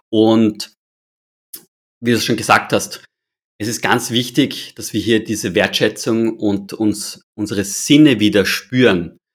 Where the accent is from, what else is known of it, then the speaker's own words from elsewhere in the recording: Austria; Wir schmeißen leider als Österreicher und Österreicherinnen relativ viele Lebensmittel in den Müll.